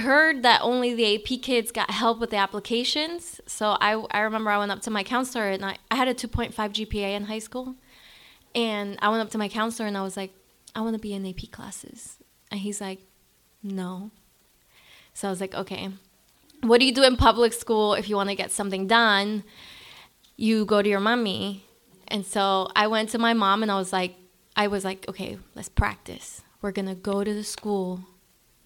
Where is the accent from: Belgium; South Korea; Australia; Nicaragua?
Nicaragua; Managua; moved away; I was born in Managua, Nicaragua, in a barrio called Chico Pelon.